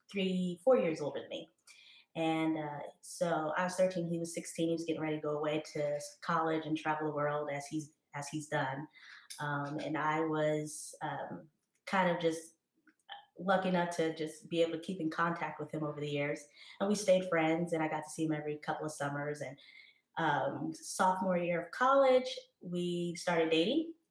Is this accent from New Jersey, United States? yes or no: yes; New Jersey, United States; also born or lived in Haiti; was adopted from Haiti when I was two years old with my twin brother. Um, and I grew up in New Jersey with uh, two great, amazing parents and my twin and my little brother